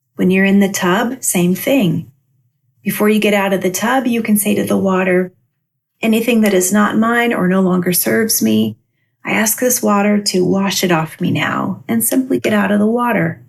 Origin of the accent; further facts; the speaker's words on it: Albia, Iowa, United States; moved away; my hometown of Albia, Iowa, where I grew up